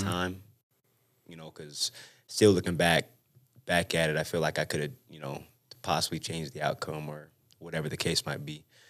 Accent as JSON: {"language": "English", "town": "West Valley City", "region": "Utah", "country": "United States", "tie": "born or raised there", "also_born_or_lived": "San Bernardino, California"}